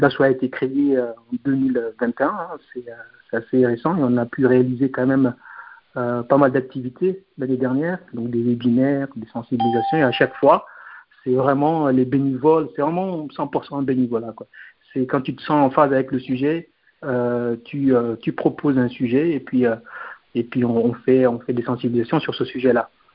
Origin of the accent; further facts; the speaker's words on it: Guinea; on est guinéen